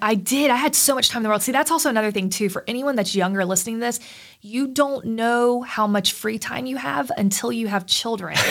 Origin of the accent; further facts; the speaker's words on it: Plant City, Florida, United States; now in Chattanooga, United States; I grew up in Plant City, Florida, which is like a submarket of Tampa